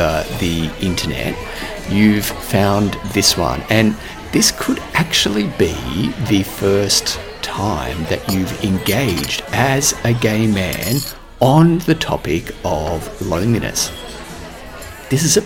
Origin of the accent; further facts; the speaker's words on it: Australia; I'm Australian